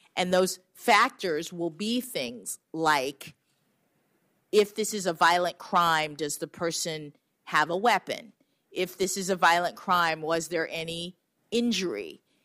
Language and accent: English; Florida, United States; my reality growing up in Florida